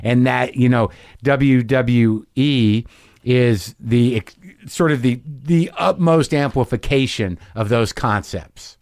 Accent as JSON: {"language": "English", "area": "Morris County", "region": "New Jersey", "country": "United States", "said": "I'm from New Jersey"}